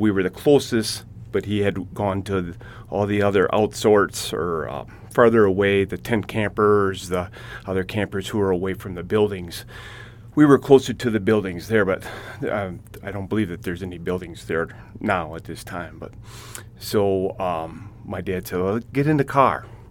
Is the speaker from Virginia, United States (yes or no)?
no; Hill Point, Wisconsin, United States; I'm from Hill Point, Wisconsin